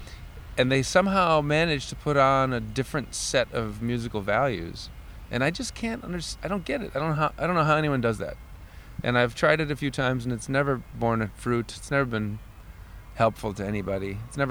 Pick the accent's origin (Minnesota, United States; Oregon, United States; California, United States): Minnesota, United States; Minneapolis; accent: Minnesota; I tried for a while in my hometown of Minneapolis.